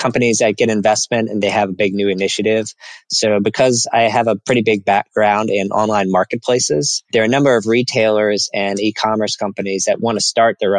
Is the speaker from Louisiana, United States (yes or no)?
yes; New Orleans, Louisiana, United States; moved away as an adult; also born or lived in Nashville, Tennessee; I grew up in New Orleans, Louisiana. So I'm from the South.